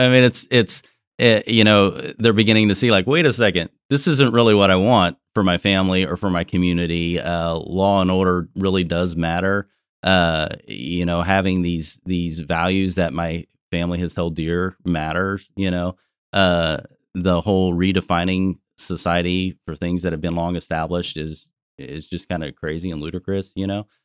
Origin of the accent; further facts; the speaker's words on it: Texas, United States; I'm a Texan